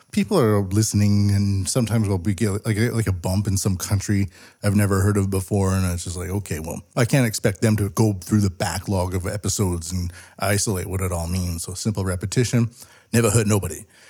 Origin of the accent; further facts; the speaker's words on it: West Coast of Canada, British Columbia, Canada; moved away as an adult; now in Japan; I grew up a lot in the West Coast, and I left it behind in, like, two thousand six.